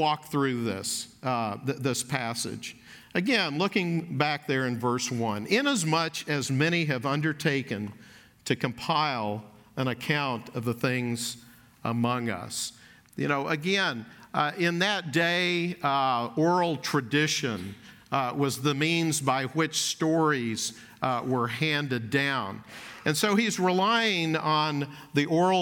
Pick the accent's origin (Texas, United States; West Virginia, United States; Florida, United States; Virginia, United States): Texas, United States; Dallas; I grew up in Dallas, was in Dallas as an elementary school student